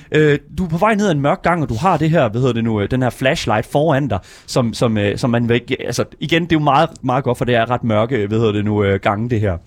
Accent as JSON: {"language": "Danish", "town": "Horsens", "region": "Central Denmark Region", "country": "Denmark", "said": "jeg er også fra Horsens"}